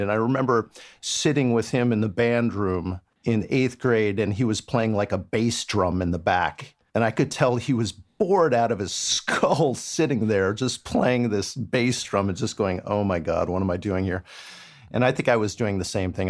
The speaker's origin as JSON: {"language": "English", "town": "Palo Alto", "region": "California", "country": "United States", "tie": "born or raised there", "said": "I actually grew up in Palo Alto. I'm a I'm a native, so I grew up down in the area"}